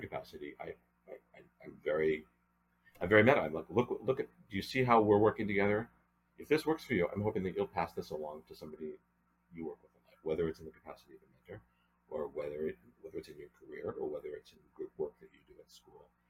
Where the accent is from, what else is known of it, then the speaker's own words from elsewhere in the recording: Newton, Massachusetts, United States; moved away as an adult; also born or lived in Annapolis, Maryland / Europe; now in Los Angeles, United States; the Newton, Massachusetts, again my hometown creative arts program